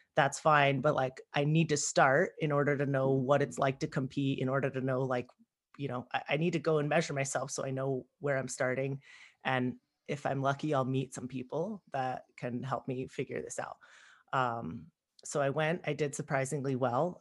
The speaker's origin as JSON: {"language": "English", "town": "Palmdale", "region": "California", "country": "United States", "tie": "born or raised there", "said": "I grew up in Palmdale, which is in it's technically in LA County"}